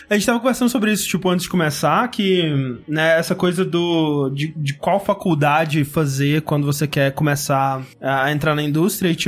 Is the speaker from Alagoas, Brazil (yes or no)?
no; Bebedouro, São Paulo, Brazil; moved away as an adult; also born or lived in Uberlândia; now in São Paulo, Brazil; eu sou de Bebedouro, interior de São Paulo